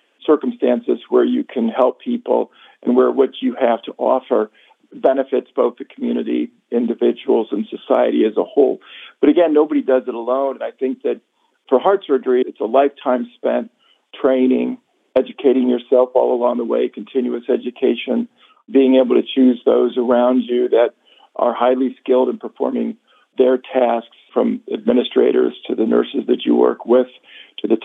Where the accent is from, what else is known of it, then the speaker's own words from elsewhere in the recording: Dayton, Ohio, United States; moved away; One of my best friend's father was a general surgeon growing up in Dayton, Ohio